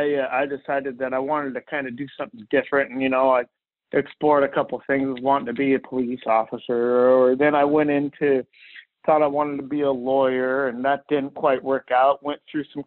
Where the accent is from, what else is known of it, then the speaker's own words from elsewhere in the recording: Oregon City, Oregon, United States; I grew up in Oregon City